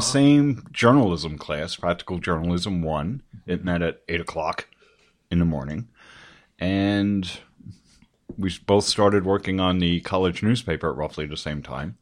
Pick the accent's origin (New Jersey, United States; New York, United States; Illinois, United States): New Jersey, United States; Paramus; I grew up in Paramus in Bergen County in northern New Jersey.